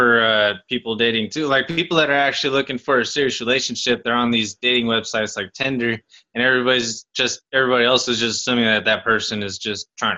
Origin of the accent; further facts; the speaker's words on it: United Kingdom; I don't lie. Huh? I'm British. I would never.